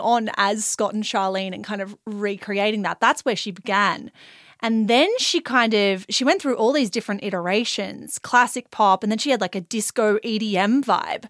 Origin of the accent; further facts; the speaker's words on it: Australia; I'm obviously Australian.